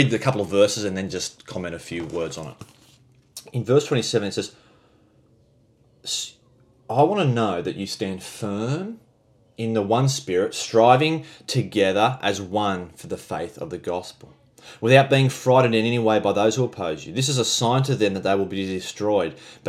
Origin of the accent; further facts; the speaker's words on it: Australia; we're Aussie